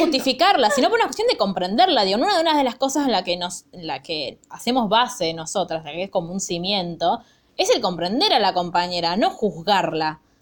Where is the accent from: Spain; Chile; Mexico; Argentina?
Argentina; me encanta ser argentina